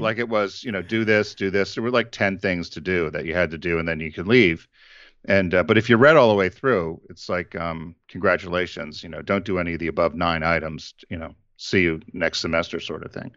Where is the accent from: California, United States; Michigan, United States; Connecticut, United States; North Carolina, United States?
Connecticut, United States; John and I grew up in Connecticut